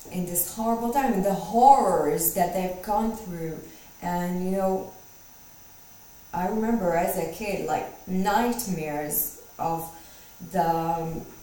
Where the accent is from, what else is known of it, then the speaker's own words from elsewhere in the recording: Israel; moved away; we grew up in Israel, some of our childhood. Um, we were born Jewish and in Israel